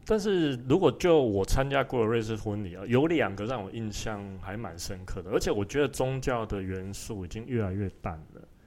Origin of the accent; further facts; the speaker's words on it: Tainan, Taiwan; now in Switzerland; 吃那个菜我都觉得没有我们台南的好吃